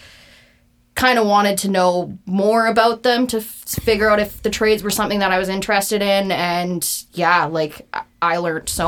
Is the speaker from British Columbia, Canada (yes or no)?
yes; Penticton, British Columbia, Canada; I was born here in Penticton, raised here